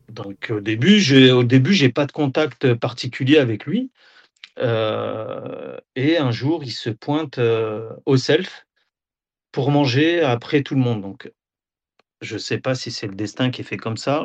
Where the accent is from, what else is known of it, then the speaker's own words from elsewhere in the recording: Auxerre, Bourgogne-Franche-Comté, France; moved away as an adult; also born or lived in Nador, Morocco (ancestry); now in Rabat, Morocco; je suis d'Auxerre à la base